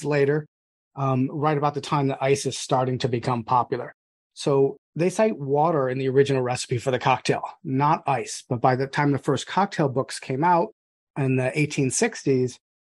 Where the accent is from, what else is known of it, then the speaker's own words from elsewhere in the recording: United States; I'm also American